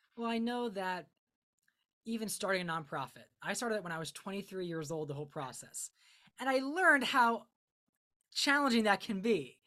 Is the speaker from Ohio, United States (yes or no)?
yes; Akron, Ohio, United States; I'm from Northeast Ohio, so specifically the Akron, Summit County area